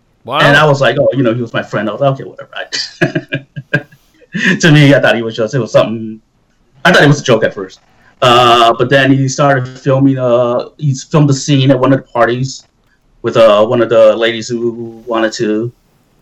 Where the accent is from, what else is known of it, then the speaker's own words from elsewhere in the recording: Chicago, Illinois, United States; I'm from Chicago